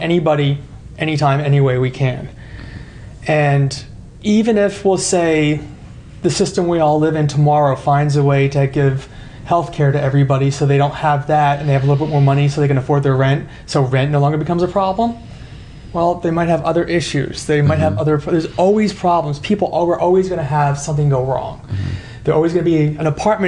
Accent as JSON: {"language": "English", "region": "New Jersey", "country": "United States", "moved": "yes", "said": "I'm originally from New Jersey."}